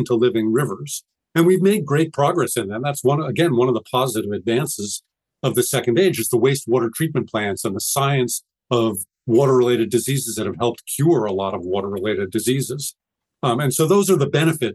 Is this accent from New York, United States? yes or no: yes; New York City, New York, United States; I grew up in New York City, which has a wonderful water supply